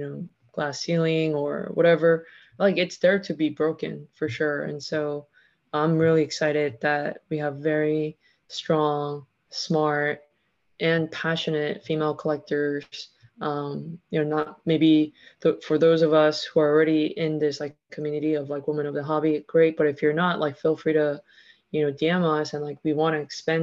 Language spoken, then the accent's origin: English; Texas, United States; I grew up in Texas